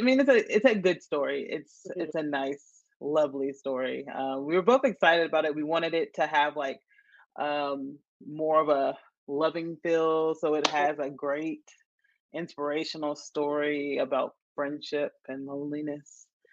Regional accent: Nashville, Tennessee, United States; also born or lived in Chattanooga, Tennessee / Johnson City, Tennessee; I'm from Tennessee. My um I was born and raised in Nashville.

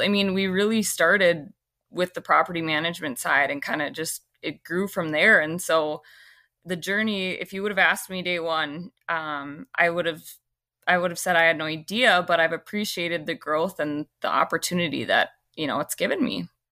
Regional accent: Fargo, North Dakota, United States; being born and raised here

